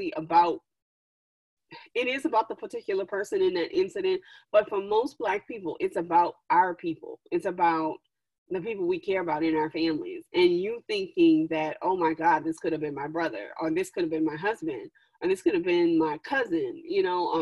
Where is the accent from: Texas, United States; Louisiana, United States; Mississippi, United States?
Louisiana, United States; moved away; also born or lived in Washington, D.C. / New York / Dubai; recently I've moved back to the South, because I'm originally from Louisiana